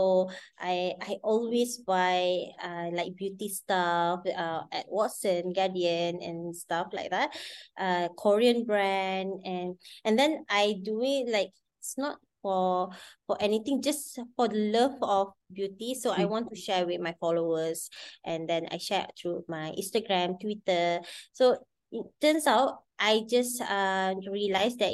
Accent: Kedah, Malaysia; I am from Kedah. I'm a Kedah woman.

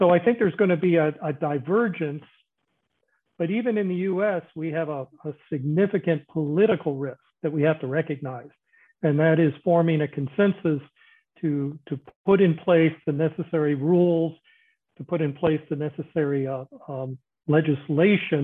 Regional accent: United States; speaking as an American

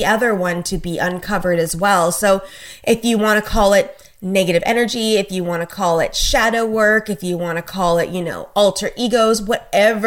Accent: Canada; I'm a Canadian, so obviously I live up in Canada.

